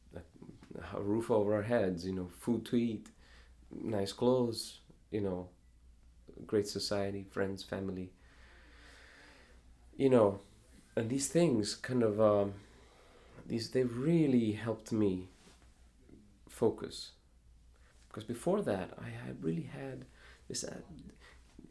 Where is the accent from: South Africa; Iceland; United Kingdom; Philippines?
Iceland; now in Chicago, United States; I have considered myself half American, half Icelandic